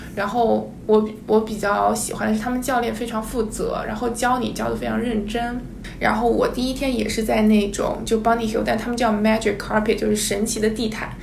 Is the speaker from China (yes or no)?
yes; southern China, China; 我本身就是在南方长大